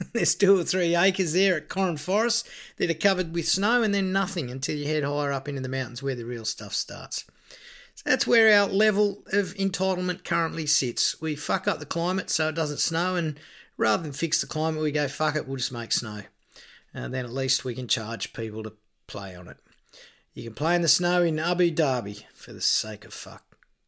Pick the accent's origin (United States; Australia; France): Australia; Victoria; I was born in Victoria.